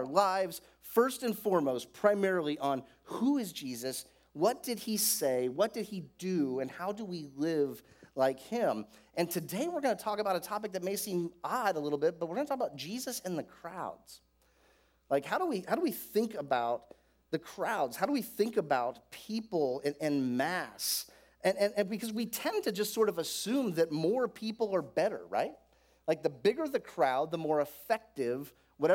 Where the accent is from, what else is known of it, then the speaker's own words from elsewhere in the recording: Florida, United States; I grew up in Florida